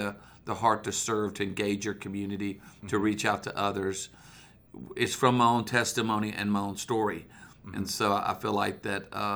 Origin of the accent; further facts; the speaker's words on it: Myrtle Beach, South Carolina, United States; also born or lived in Charlotte, North Carolina; I was born in Charlotte, North Carolina, and then I grew up in Myrtle Beach, South Carolina. So I grew up at the beach